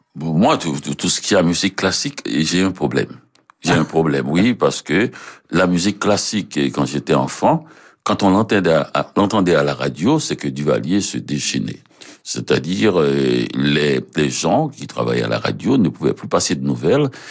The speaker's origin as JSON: {"language": "French", "town": "Port-au-Prince", "region": "Ouest", "country": "Haiti", "tie": "born or raised there", "moved": "as an adult", "lives_now": "Montreal, Canada", "said": "j'ai passé à Port-au-Prince où je mhm. suis né"}